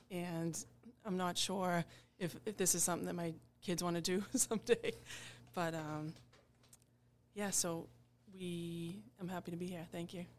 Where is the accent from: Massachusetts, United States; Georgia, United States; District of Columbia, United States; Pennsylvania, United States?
Massachusetts, United States; Braintree; I grew up in Braintree.